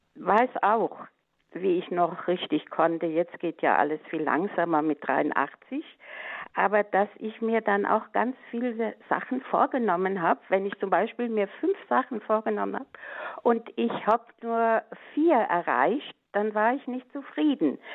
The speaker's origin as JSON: {"language": "German", "region": "Westerwald", "country": "Germany", "tie": "born or raised there", "moved": "yes", "lives_now": "Middle Franconia, Germany", "said": "bin ich mit acht Jahren ja in den Kinderchor gegangen, der da bei uns im Westerwald äh, gegründet wurde"}